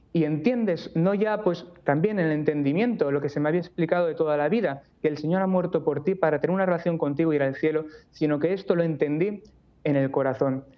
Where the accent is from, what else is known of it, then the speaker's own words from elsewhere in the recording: Barcelona, Catalonia, Spain; moved away as an adult; also born or lived in Toledo; yo soy de Barcelona, me mudé luego a Toledo para ingresar en el seminario de Toledo